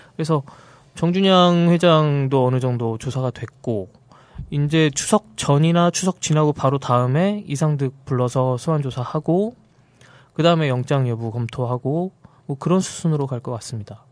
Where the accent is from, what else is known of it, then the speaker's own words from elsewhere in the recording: Incheon, South Korea; 저는 인천이에요.